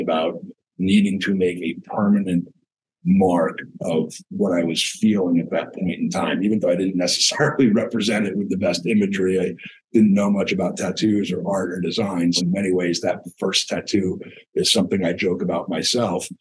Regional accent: New Jersey, United States; I come from New Jersey

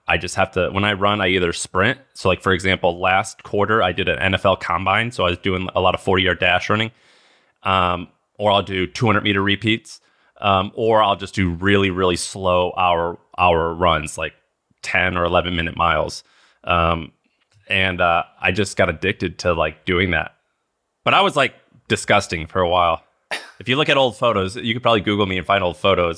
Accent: Missouri, United States; I grew up in Missouri

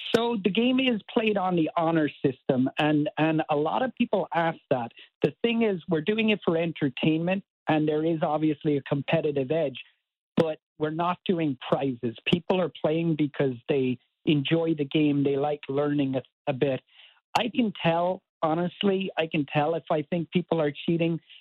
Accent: Cork, Munster, Ireland; moved away as an adult; now in Baltimore, United States; born and raised in Cork in Ireland

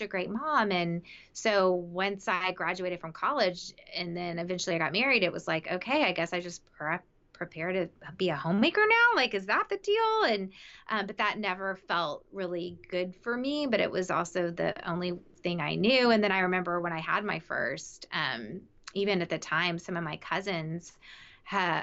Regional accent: the South, United States; I grew up in the South

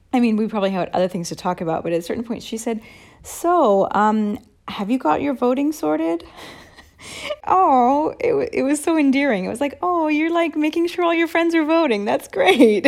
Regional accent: United States; also born or lived in Arizona; now in Italy; my perspective as an American

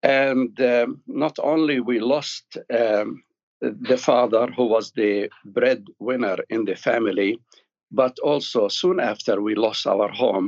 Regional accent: Jerusalem, Palestine; born there; Yeah, well, my story starts in Jerusalem. I was born in Jerusalem.

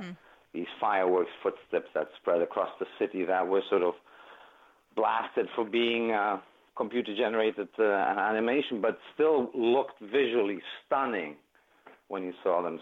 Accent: Greece; they were in my home country

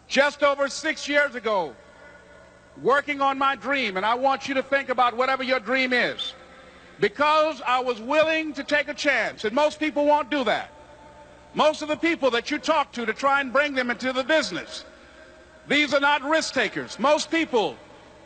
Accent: Miami, Florida, United States; I was born in Miami, Florida, in an area called Liberty City, in an abandoned building on a hard linoleum floor with my twin brother

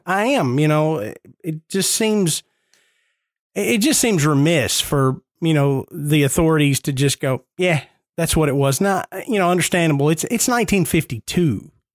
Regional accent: Nashville, Tennessee, United States; I'm born and raised in Nashville. I grew up ten minutes from downtown Nashville

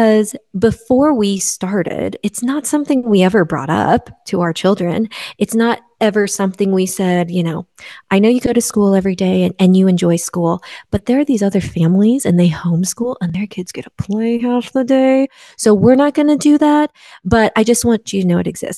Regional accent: Midwest, United States; now in West Coast, United States; I grew up in the Midwest and now I live on the West Coast

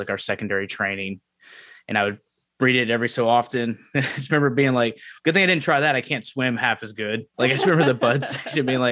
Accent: Memphis, Tennessee, United States; moved away as an adult; I'm from Memphis, Tennessee originally, and I was there until I turned 18

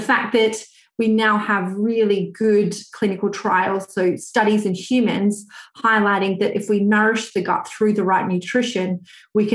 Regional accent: Australia; moved away as an adult; now in United Kingdom; I'm actually Australian, although I live in the UK

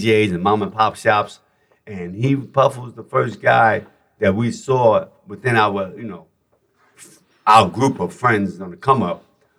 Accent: New York City, New York, United States; moved away as an adult; now in Los Angeles, United States; as a New Yorker, it's a Bronx native, born and raised

